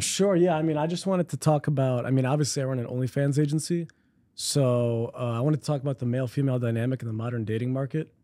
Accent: Chicago, Illinois, United States; I was born here

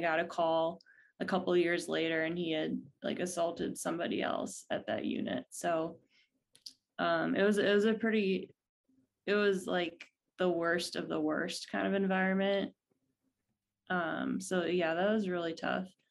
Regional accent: Ohio, United States; also born or lived in California; now in San Diego, United States; I grew up in, uh, the Midwest in Ohio

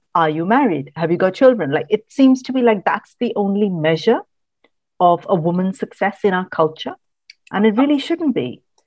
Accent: Mumbai, Maharashtra, India; moved away as an adult; also born or lived in Kerala / Bangalore; now in United Kingdom; I grew up in Mumbai, which is, you know, big urban metropolis.

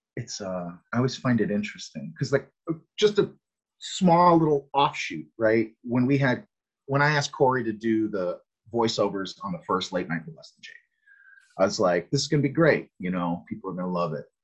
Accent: Connecticut, United States; I, I'm from the Northeast. I grew up in Connecticut

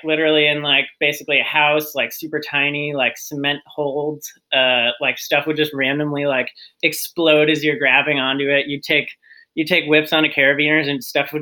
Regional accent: Queensbury, New York, United States; Grew up in upstate New York, Queensbury, which is like the foothills of the Adirondacks

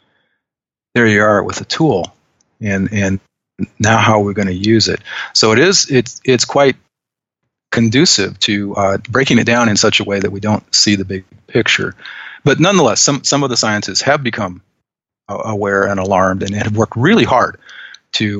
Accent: Western Iowa, United States; ever since I was a kid, I grew up in Western Iowa

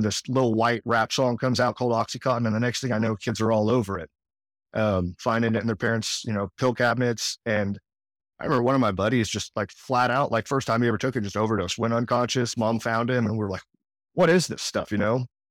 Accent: Edmond, Oklahoma, United States; also born or lived in New Orleans, Louisiana / Kansas City area; now in Johnson County, Kansas, United States; where I grew up in Oklahoma

